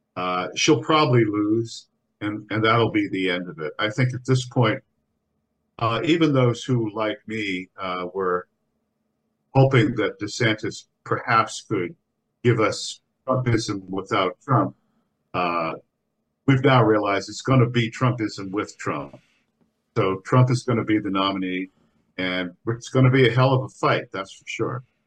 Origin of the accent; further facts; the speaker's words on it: United States; we Irish Americans